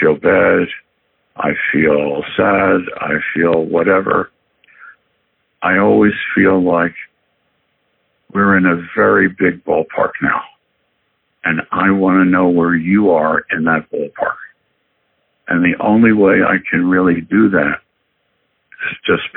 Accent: Philadelphia, Pennsylvania, United States; moved away; also born or lived in Chicago; I was born and raised in Philadelphia

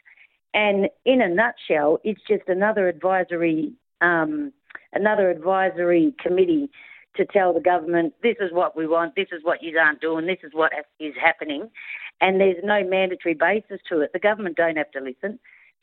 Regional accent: Australia

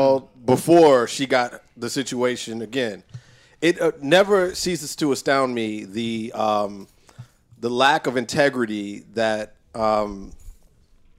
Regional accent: Chicago, Illinois, United States; I'm from Chicago

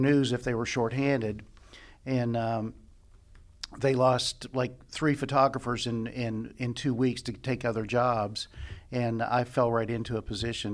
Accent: Lexington, United States; I'm from Lexington

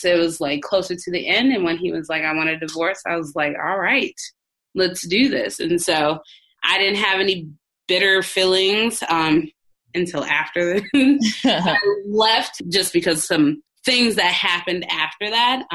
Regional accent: Minneapolis, Minnesota, United States; moved away as an adult; now in Dallas, United States; I come from Minneapolis and everything's like a 20-minute drive everywhere you go

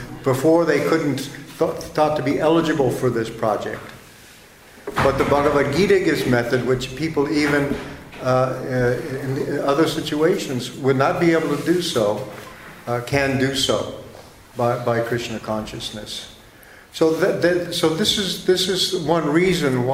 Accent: United States

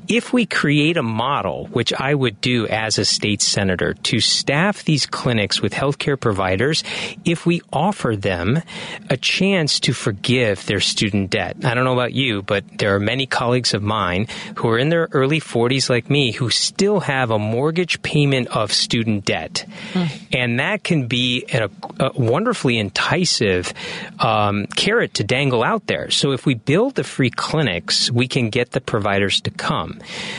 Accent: Bloomington, Illinois, United States; also born or lived in Peoria; So a son of an immigrant. Parents came from India, and I was born in Peoria, Illinois, and raised in Bloomington, Illinois.

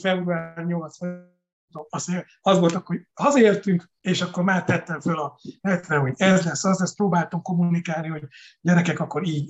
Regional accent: Békéscsaba, Békés, Hungary; moved away as an adult; also born or lived in Budapest; now in Balatonalmádi, Hungary; Nyilván nagyon szeretem a szülővárosomat, bár nagyon-nagyon keveset látogatunk Békés Csavára

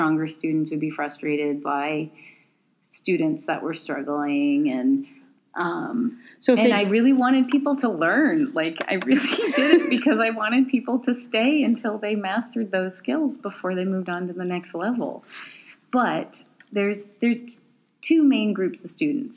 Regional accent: East Coast, United States; also born or lived in Portland / Chicago; now in Pacific Northwest, United States; I'm in the Pacific Northwest and I'm from the East Coast.

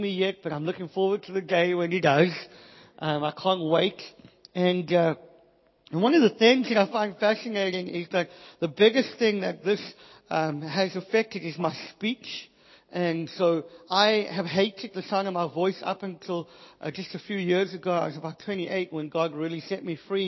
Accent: South Africa; I'm from South Africa. I didn't get a great education

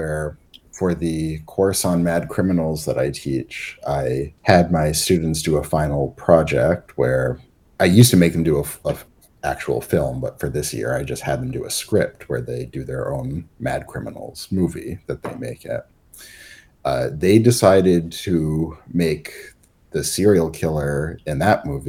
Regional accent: Massachusetts, United States; I'm not from the town, but I'm from Massachusetts

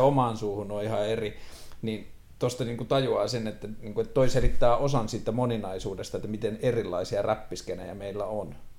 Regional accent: Tornio, Lapland, Finland; mä oon itse kotoisin Torniosta

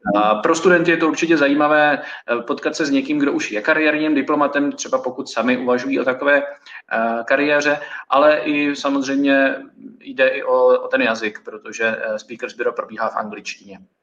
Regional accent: Prague, Czechia; also born or lived in Reading, England; já jsem z Prahy a nebydlel jsem nikdy na koleji

